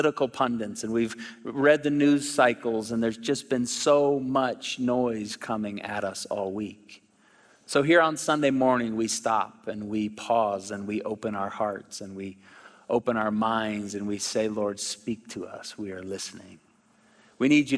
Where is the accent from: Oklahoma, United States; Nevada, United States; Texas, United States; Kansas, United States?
Oklahoma, United States; moved away; I'm from Oklahoma originally